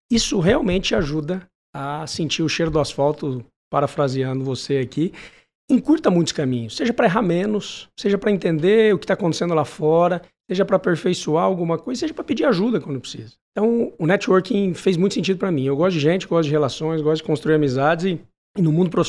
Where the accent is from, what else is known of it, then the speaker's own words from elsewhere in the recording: São José do Rio Preto, São Paulo, Brazil; Eu sou de Rio Preto, vem tomar um café comigo.